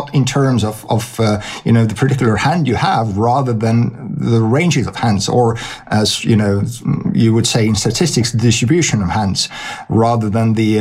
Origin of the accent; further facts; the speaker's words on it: Estonia; I was born in Estonia in 1971. Back then it was Soviet Union. And from the school days, I was a math nerd.